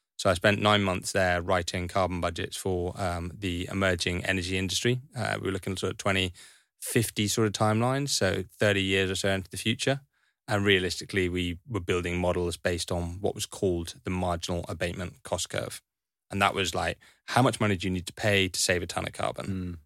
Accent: Highlands of Scotland, United Kingdom; I grew up in Highlands of Scotland

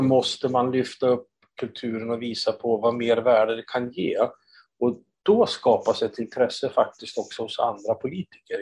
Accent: Östersund, Jämtland, Sweden; Jag är uppvuxen i Östersund

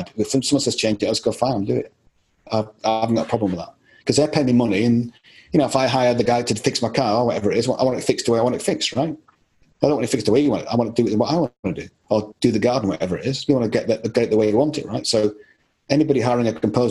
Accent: Yorkshire and the Humber, United Kingdom; also born or lived in Scotland; I lived a lot of my life in Yorkshire

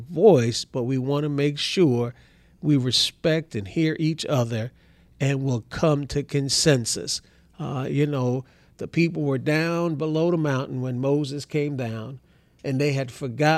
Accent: Kingston, Jamaica; now in Texas, United States; I'm a naturalized citizen. I was born in Kingston, Jamaica

